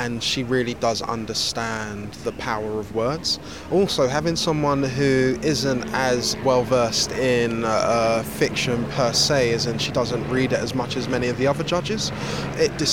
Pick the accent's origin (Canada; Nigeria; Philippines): Nigeria; I'm also Nigerian